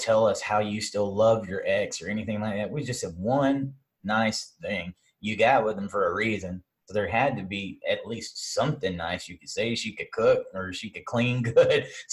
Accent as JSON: {"language": "English", "region": "the South", "country": "United States"}